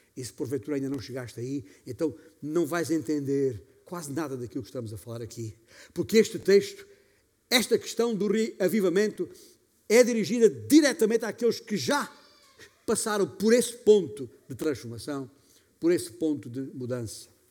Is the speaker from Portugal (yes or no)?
yes; Beja, Alentejo, Portugal; moved away; lá na minha igreja, em Beja, de onde venho